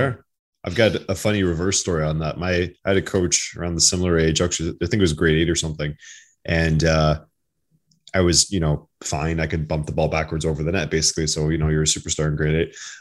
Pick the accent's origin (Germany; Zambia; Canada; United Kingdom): Canada; Ottawa Valley, Ontario; I grew up in Ottawa Valley, rural side